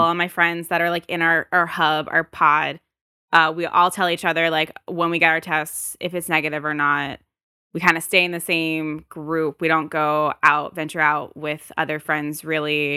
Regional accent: United States; I'm American

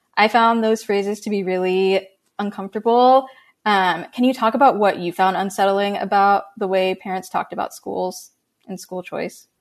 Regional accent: Tampa, Florida, United States; now in California, United States; I grew up in Tampa, Florida

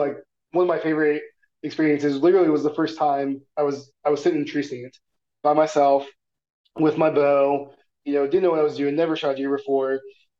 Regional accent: Missouri, United States; Like growing up in Missouri, there's foxes all over the place, but you never see them.

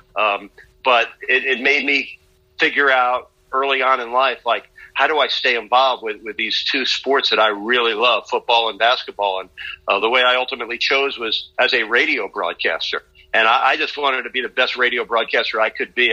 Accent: New York, United States; moved away; as a young kid growing up in New York

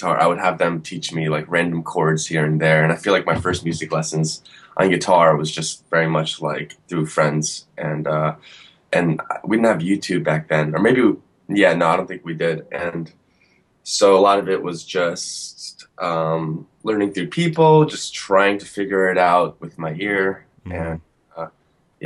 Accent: Woodbridge, New Jersey, United States; born or raised there

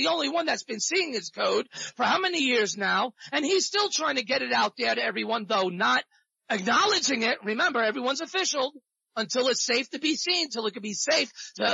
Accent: New York, United States; also born or lived in South Florida; now in Central Florida, United States; I was brought up in the New York streets

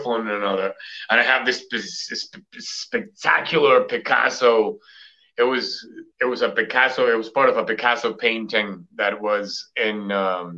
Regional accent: Colombia; now in Boston, United States; I am from Colombia, South America.

